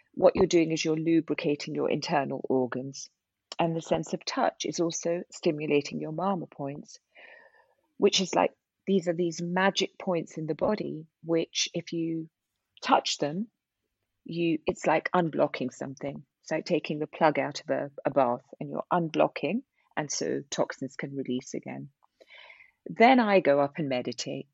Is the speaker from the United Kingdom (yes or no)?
no; India; I'm I'm Indian